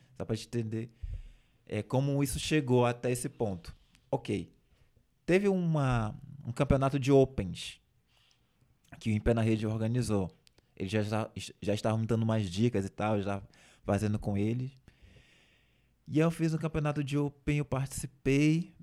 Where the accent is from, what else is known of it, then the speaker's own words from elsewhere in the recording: Igarapé-Açu, Pará, Brazil; moved away as an adult; also born or lived in Belém; lá da minha cidade de Igarapé-Açu